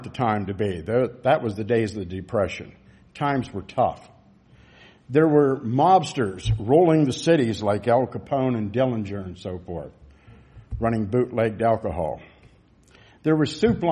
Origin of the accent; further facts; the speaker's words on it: United States; as American citizens